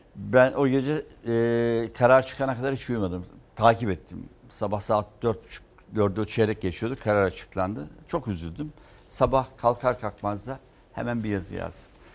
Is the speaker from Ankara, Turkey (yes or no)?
no; Istanbul, Turkey; ben doğma büyüme Fatihliyim